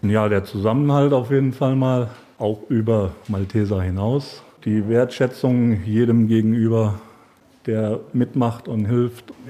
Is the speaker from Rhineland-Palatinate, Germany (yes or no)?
yes; Schöndorf, Rhineland-Palatinate, Germany; in meinem Heimatort in Schöndorf unser Gasthaus